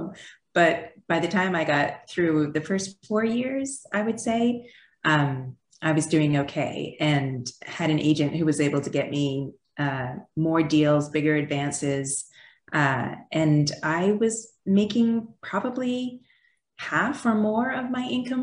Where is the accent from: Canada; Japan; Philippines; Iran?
Canada; moved away as an adult; also born or lived in Quebec; now in United States; So I am an immigrant. I grew up in Canada. I have now lived in the United States longer than I did in Canada, but you'll probably still hear my accent